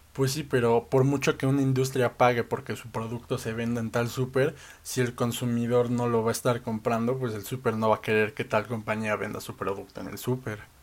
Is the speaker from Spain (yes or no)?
no; Mexico; como mexicanos